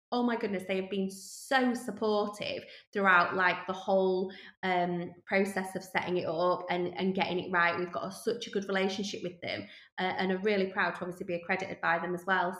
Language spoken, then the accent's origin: English; Yorkshire and the Humber, United Kingdom; we're from Yorkshire.